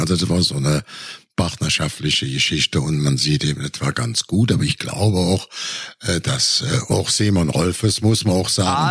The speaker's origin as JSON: {"language": "German", "country": "Germany", "said": "wir auch als Deutsche"}